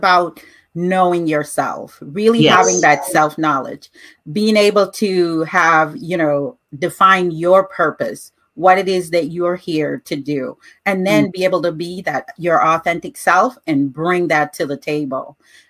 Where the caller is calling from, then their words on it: Chicago, Illinois, United States; I am being interviewed from Chicago, Illinois.